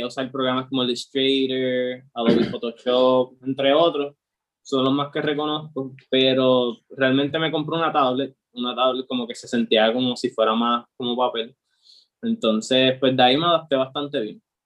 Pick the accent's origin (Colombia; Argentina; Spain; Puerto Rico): Puerto Rico; Aguadilla; yo como tal soy de Aguadilla, ha sido toda mi vida de Aguadilla